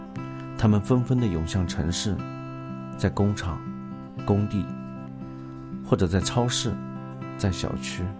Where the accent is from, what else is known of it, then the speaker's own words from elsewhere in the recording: Huizhou, Anhui, China; moved away; 我在徽州的乡下长大，